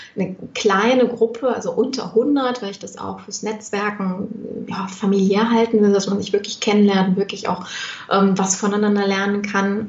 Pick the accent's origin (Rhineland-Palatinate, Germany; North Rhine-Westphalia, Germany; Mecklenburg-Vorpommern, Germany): North Rhine-Westphalia, Germany; Düsseldorf; ich komme aus Düsseldorf